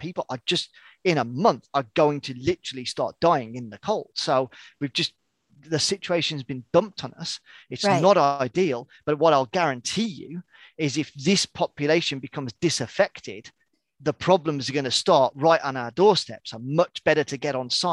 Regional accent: United Kingdom; also born or lived in far north of Sweden; now in Sweden; obviously I'm British, but I live in the far north of Sweden

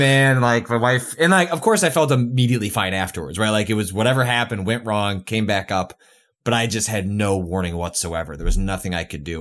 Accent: Midwest, United States; moved away as an adult; also born or lived in California; I grew up in the Midwest.

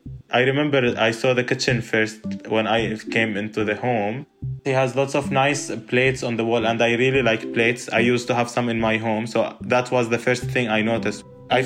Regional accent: Syria; moved away; I'm from Syria, and I'm living here with Norman.

